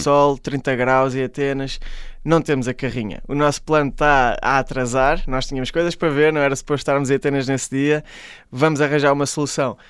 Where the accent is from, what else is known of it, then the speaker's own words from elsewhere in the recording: Caldas da Rainha, Centro, Portugal; eu sou da, das Caldas da Rainha, sou da Zona Oeste